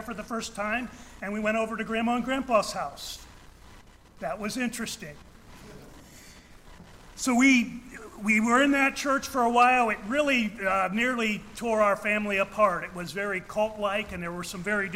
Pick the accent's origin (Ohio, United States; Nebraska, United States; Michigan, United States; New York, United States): Ohio, United States; I was born and raised in Ohio, in the heart of what is the world's largest Amish and Mennonite community